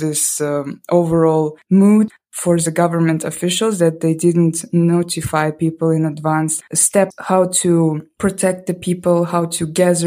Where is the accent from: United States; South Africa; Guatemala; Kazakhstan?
Kazakhstan; Almaty; I'm myself from Almaty, and Almaty is quite famous for its earthquakes. I remember when I was a child, we had a lot of earthquakes